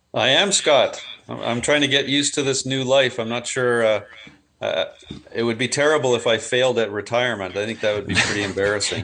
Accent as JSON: {"language": "English", "town": "Burlington", "region": "Ontario", "country": "Canada", "tie": "born or raised there", "also_born_or_lived": "Hamilton, Ontario", "said": "grew up in Burlington"}